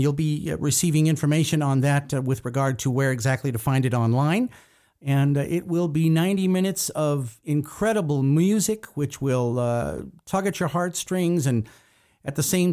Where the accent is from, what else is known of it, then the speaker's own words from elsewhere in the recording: United States; I'm an adopted Armenian American.